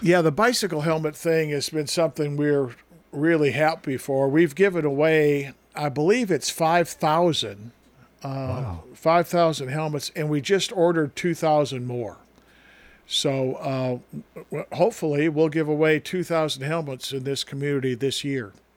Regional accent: northern Wisconsin, United States; moved away; one time in my hometown, the snow and the drifts were so high that we could walk onto the roof of our school

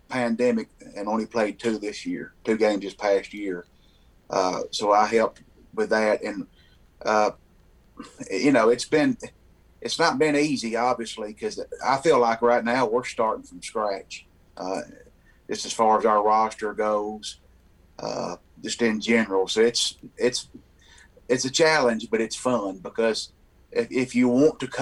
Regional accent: United States; accent: Southern; I've lived here my whole life, and of course, you can tell by my accent, I'm from here.

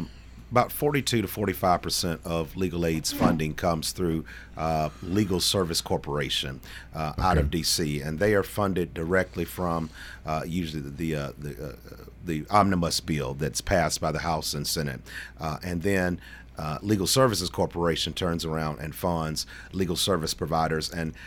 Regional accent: Shelbyville, Tennessee, United States; I am. I grew up in Bedford County in Shelbyville. Natives there, we call it Shebville.

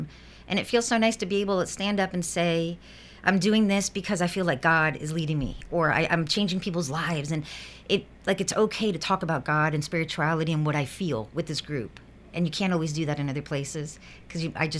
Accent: South Florida, United States; moved away as an adult; where I grew up in South Florida

